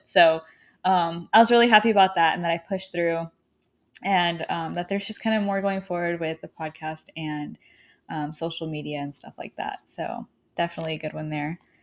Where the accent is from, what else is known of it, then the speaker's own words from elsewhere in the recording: Arkansas, United States; moved away; I'm currently, um, in my hometown in Arkansas